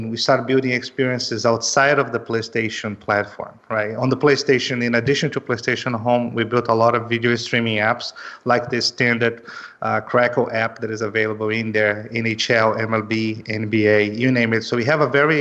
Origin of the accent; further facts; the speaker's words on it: Belém, Pará, Brazil; moved away as an adult; also born or lived in São Paulo, Brazil; now in Los Angeles, United States; I'm originally from Brazil. I'm from Belém, which is in the north of Brazil, but I lived in São Paulo 7 years before actually moving to Los Angeles.